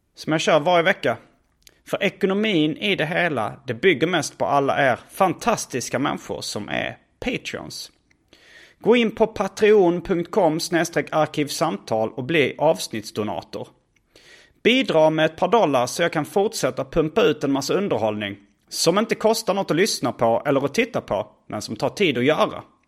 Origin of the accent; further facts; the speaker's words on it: Malmö, Skåne, Sweden; min barndom i Malmö